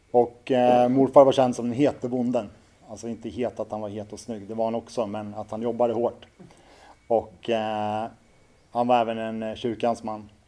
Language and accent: Swedish; Orminge, Stockholm County, Sweden; sen genom partiet då, som det hette så fick hon en bostad ute i Orminge. Det var där jag växte upp mina första år.